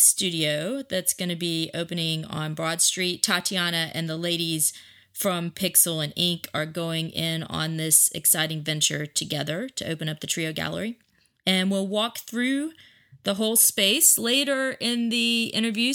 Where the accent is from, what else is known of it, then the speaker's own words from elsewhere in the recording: the South, United States; also born or lived in New York; now in Athens, United States; I'm a Southerner.